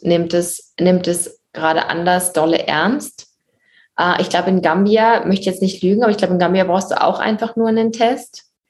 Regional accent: Germany; now in Morocco; als Deutsche

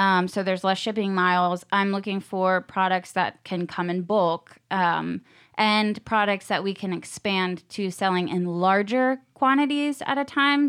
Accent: Virginia Beach, Virginia, United States; moved away as an adult; also born or lived in Costa Rica; now in Nashville, United States; I am from Virginia, Beach, Virginia

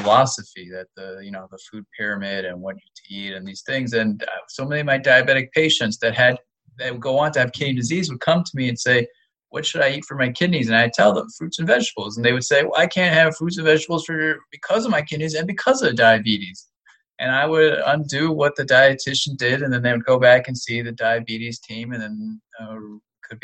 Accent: Florida, United States; moved away; I grew up in Florida

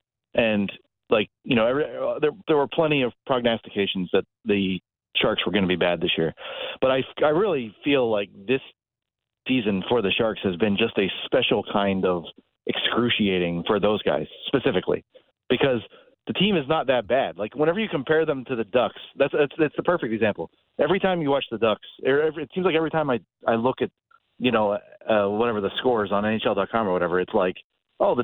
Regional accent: western Pennsylvania, United States; moved away; I am sitting in the plaza of my hometown in western Pennsylvania

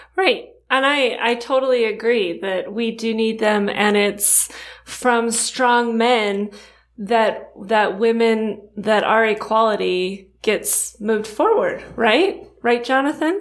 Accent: Rancho Cucamonga, California, United States; I grew up in Southern California too. I'm from Rancho Cucamonga

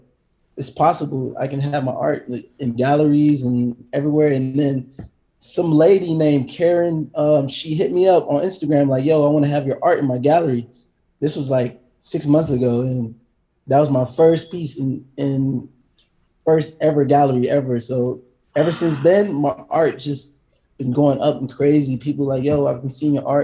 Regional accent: Atlanta, Georgia, United States; moved away as an adult; also born or lived in Decatur, Georgia; now in Los Angeles, United States; I grew up in Atlanta, Georgia, and Decatur

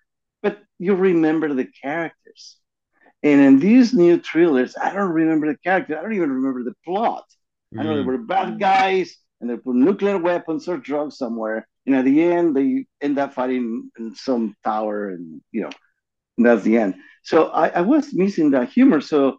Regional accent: Hollywood, California, United States; So I grew up in Hollywood.

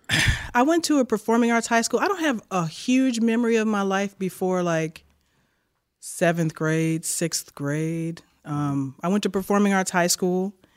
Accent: Chicago, Illinois, United States; moved away as an adult; Born on the south side. grew up on the north side, moved back to the south side before I went to Berkeley

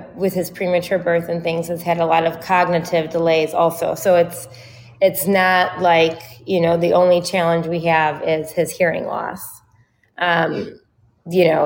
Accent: Chicago, Illinois, United States; I'm from Chicago

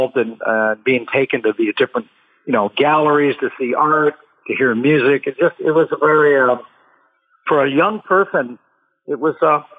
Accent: Pasadena, California, United States; also born or lived in Iowa; What happened was when I was born, we moved to Pasadena where the rest of my family was. So we lived in Pasadena for quite a while. And then we moved back to Iowa from whence I came for a few ye

